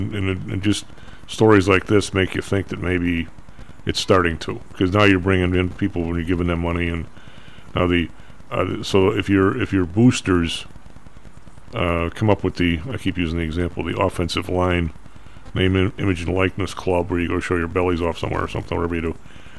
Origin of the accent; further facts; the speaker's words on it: Colorado, United States; But it's senior year, and I'm from Colorado, and the tuition's, you know, whatever, 15 grand anyway.